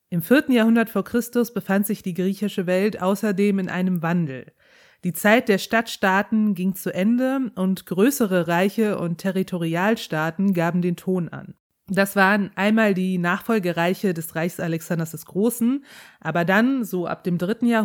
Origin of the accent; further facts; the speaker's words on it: Rhineland, Germany; Ich komme aus dem Rheinland, kann ich nicht.